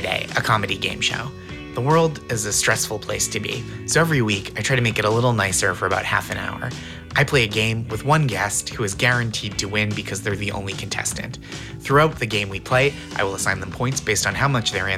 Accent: New England, United States; When I grew up in New England, where all the mountains are very small

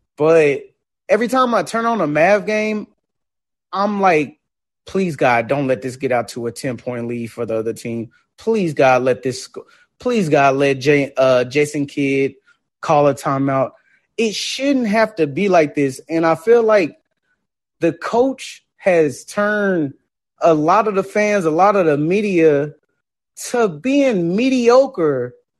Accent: Texas, United States; I'm born and raised in Texas

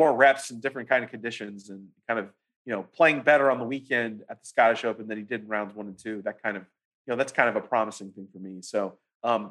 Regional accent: Houston, Texas, United States; I'm from Houston.

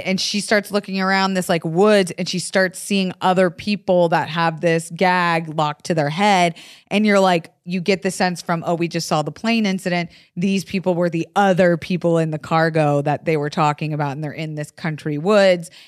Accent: the South, United States; I'm from the South

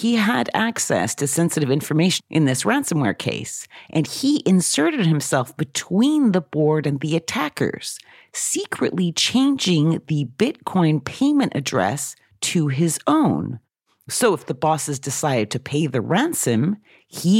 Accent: Oxford, South East England, United Kingdom; my hometown of Oxford in the United Kingdom

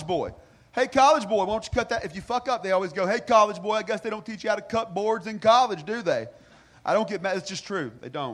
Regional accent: North Carolina, United States; I'm from North Carolina

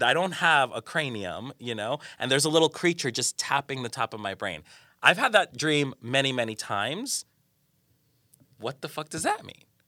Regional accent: Colombia; moved away; I'm from Colombia, I'm from South America.

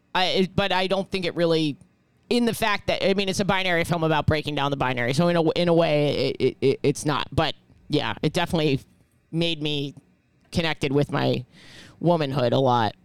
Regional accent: New York City, New York, United States; I grew up in New York City

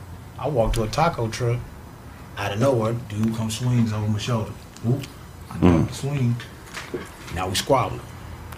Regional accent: Chattanooga, Tennessee, United States; also born or lived in Houston, Texas; now in Missouri City, United States; My father and my grandfather and my great-grandfather raised me. I'm from Chattanooga, Tennessee, a small town. Before I moved to Houston and started living in Mo City

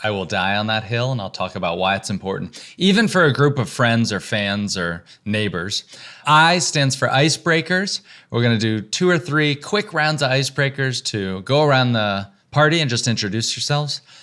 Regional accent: the South, United States; moved away as an adult; also born or lived in Texas / Georgia / North Carolina; now in New York, United States; I grew up in the South, in Texas and Georgia

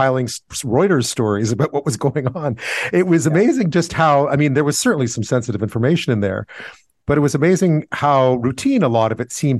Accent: Canada; as a Canadian

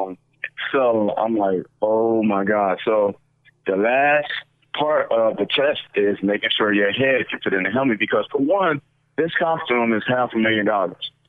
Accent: Detroit, Michigan, United States; moved away; also born or lived in Tampa, Florida; I'm from Detroit, Michigan

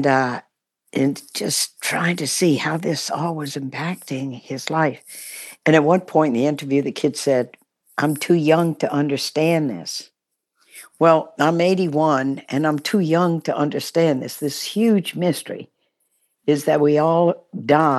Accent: Baton Rouge, Louisiana, United States; also born or lived in New Orleans; Grew up in Baton Rouge, Louisiana.

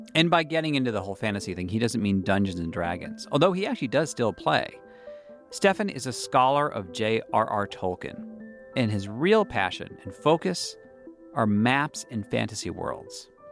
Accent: United States; as an American growing up in the Cold War

